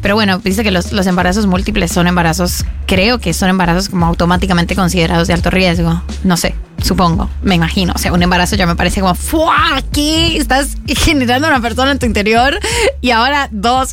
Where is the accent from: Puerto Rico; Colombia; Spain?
Colombia; como buena colombiana, empecé a consumir alcohol desde que tengo 15 años